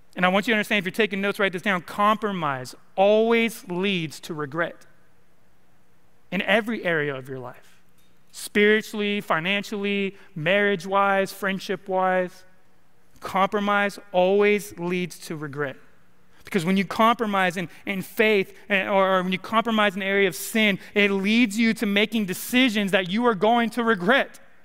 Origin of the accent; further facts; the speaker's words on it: California, United States; now in Arkansas, United States; I'm from California, and we have a saying in California